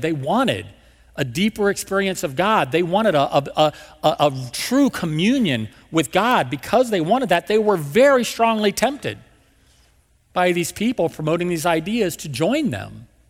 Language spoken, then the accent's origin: English; West Virginia, United States; also born or lived in Marietta, Georgia; now in St. Louis, United States; my dad had Lowe's back in my hometown in West Virginia